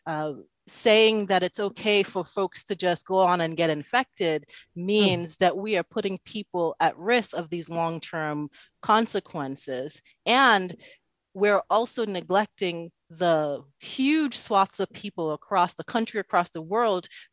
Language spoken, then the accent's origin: English; Antigua & Barbuda; moved away; also born or lived in Dominica; growing up, that time that I spent in Antigua and in Dominica